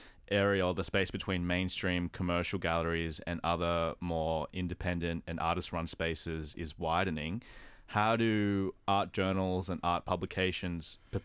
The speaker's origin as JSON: {"language": "English", "country": "Australia", "said": "I'm Filipino, Australian, I'm also queer."}